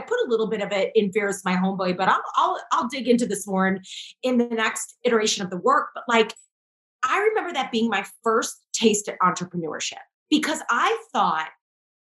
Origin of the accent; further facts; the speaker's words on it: St. Louis, Missouri, United States; I'm from St. Louis